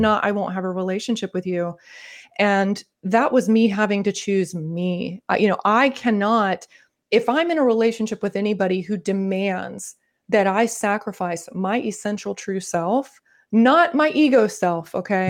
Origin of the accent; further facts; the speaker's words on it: Northern Florida, United States; accent: Southern; I grew up in the South, I'm from Florida